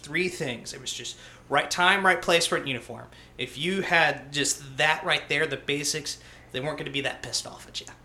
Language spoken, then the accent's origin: English; Jacksonville, North Carolina, United States; I was born in Jacksonville, North Carolina